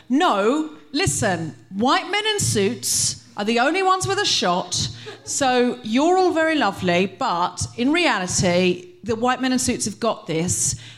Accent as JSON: {"language": "English", "country": "Australia", "moved": "yes", "lives_now": "United Kingdom", "said": "I'm from Australia"}